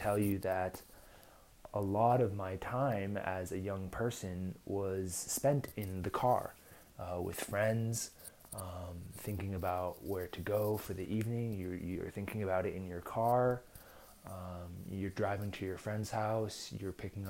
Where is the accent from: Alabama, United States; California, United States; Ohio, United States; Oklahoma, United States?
California, United States; Southern; accent: Southern California; now in Spain; I'm from Southern California because I call it the M30